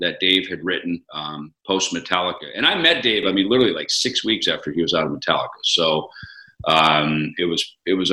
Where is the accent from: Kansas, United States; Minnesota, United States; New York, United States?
Minnesota, United States; moved away; where I grew up in Minnesota.